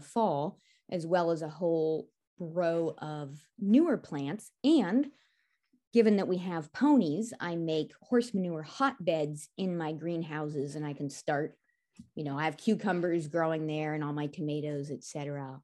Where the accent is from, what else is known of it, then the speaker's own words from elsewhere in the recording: California, United States; moved away; as a kid growing up in California